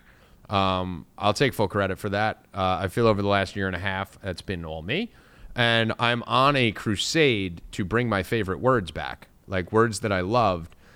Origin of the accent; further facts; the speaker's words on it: New Jersey, United States; I'm from Jersey